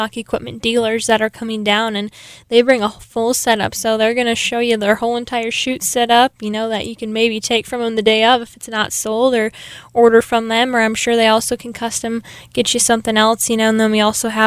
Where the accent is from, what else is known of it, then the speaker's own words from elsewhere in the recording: New York Mills, Minnesota, United States; moved away as an adult; now in Sioux Falls, United States; I'm originally from New York Mills, Minnesota. It's about 30 miles east of Fargo